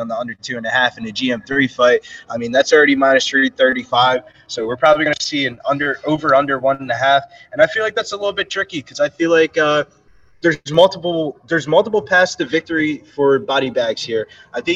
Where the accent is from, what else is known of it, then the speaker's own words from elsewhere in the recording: New Jersey, United States; He's from South Jersey